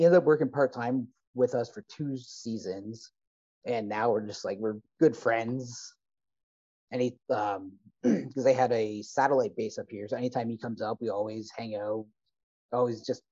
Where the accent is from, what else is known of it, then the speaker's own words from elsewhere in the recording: Essex County, Southern Ontario, Canada; moved away as an adult; also born or lived in Windsor / Red Lake; growing up in Southern Ontario, growing up in Essex County, I grew up in the county itself